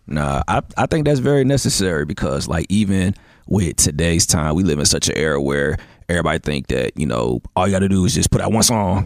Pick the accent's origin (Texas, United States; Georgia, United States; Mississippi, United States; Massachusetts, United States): Georgia, United States; Atlanta; I'm from Atlanta